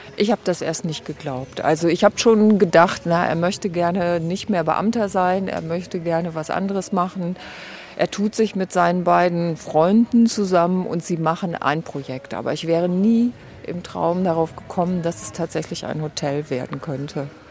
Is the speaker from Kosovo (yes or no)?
yes; Kosovo; born or raised there